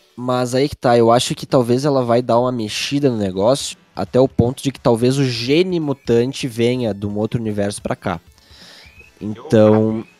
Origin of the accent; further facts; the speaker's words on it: Rio Grande do Sul, Brazil; a gente é do Rio Grande do Sul